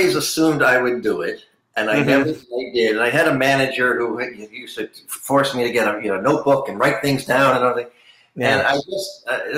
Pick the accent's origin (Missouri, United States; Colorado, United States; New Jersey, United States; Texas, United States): New Jersey, United States; Red Bank; moved away; also born or lived in Middletown, New Jersey; I was born in Red Bank